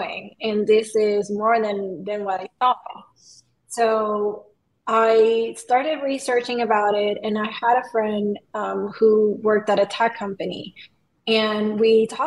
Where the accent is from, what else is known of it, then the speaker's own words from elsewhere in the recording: Venezuela; also born or lived in Puerto Rico; now in Los Angeles, United States; I'm from Venezuela